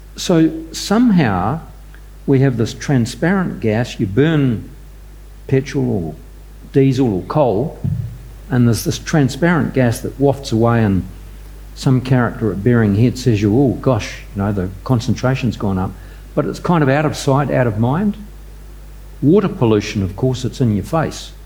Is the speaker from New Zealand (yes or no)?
yes; New Zealand; I'm a Kiwi